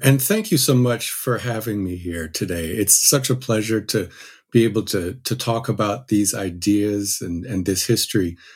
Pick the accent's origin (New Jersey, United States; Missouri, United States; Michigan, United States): New Jersey, United States; I grew up in New Jersey